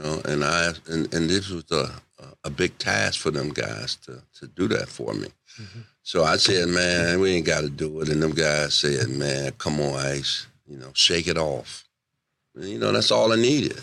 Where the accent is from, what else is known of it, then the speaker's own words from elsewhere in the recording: Detroit, Michigan, United States; now in San Antonio, United States; Detroit, my hometown